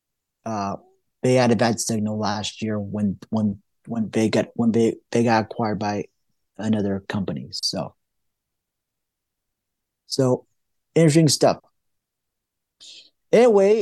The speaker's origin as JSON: {"language": "English", "town": "Johnstown", "region": "Pennsylvania", "country": "United States", "tie": "born or raised there", "moved": "yes", "said": "my hometown, Johnstown"}